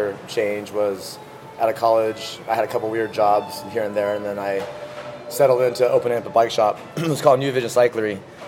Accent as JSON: {"language": "English", "region": "California", "country": "United States", "tie": "born or raised there", "said": "Okay, I grew up in Northern California, near Napa Valley. I was born and raised in that area for about 18 years."}